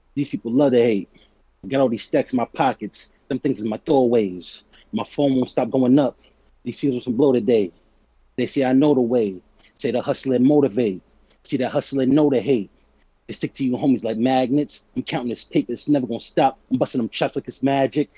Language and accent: English; Boston, Massachusetts, United States; I'm from Boston